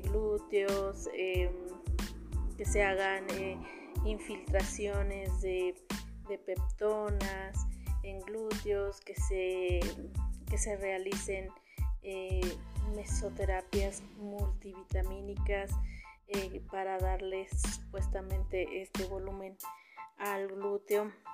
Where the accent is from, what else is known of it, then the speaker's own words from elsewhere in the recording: Mexico; somos los mexicanos